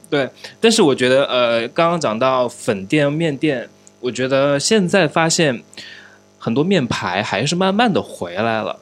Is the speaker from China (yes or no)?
yes; Changsha, Hunan, China; 我自己作为一个土生土长的长沙人